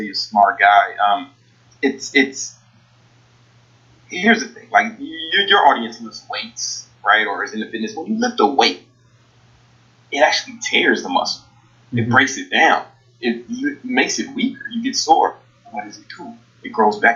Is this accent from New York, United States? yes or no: no; Chicago, Illinois, United States; I'm from Southside Chicago.